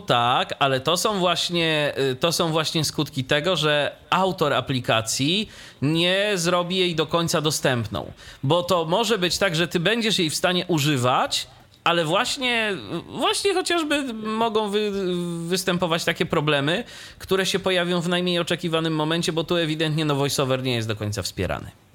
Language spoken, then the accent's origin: Polish; Iława, Warmian-Masurian Voivodeship, Poland; z mojego rodzinnego miasta, czyli z Iławy